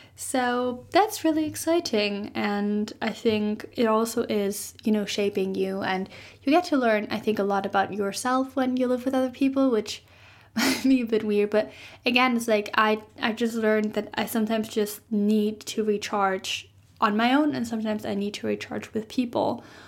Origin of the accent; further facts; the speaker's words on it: Germany; moved away as an adult; I'm maybe ending up moving back to Germany